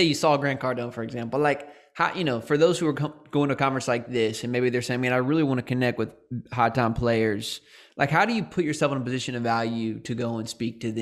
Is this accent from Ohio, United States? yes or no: no; San Diego, California, United States; my hometown